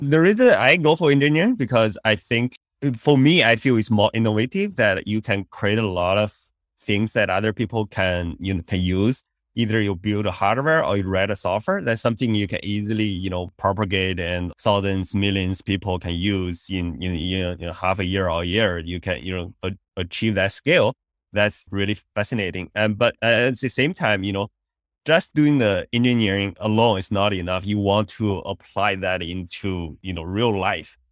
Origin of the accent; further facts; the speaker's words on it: China; moved away as an adult; also born or lived in India; now in United States; I grew up in China